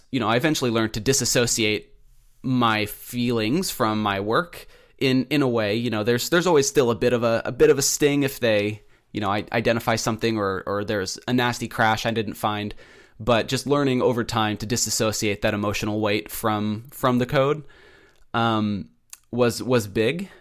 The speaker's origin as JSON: {"language": "English", "region": "Pacific Northwest", "country": "United States", "also_born_or_lived": "Keizer, Oregon", "said": "I'm from the Pacific Northwest. I live in Kaiser, Oregon."}